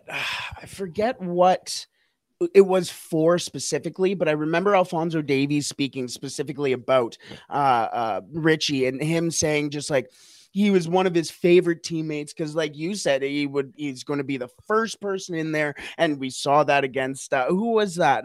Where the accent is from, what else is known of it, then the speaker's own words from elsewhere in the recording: Canada; as a Canadian